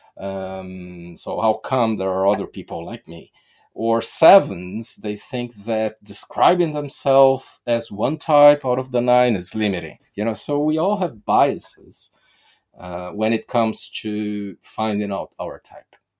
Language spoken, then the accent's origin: English; Brazil; I'm from Brazil